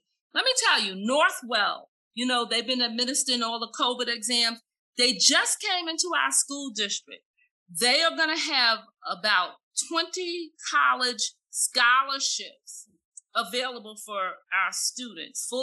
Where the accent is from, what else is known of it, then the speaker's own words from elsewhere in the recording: the South, United States; I am African American from the South